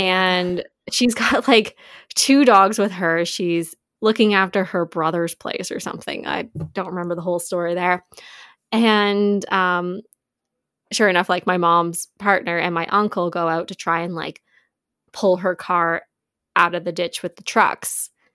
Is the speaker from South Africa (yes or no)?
no; Canada; we're from Canada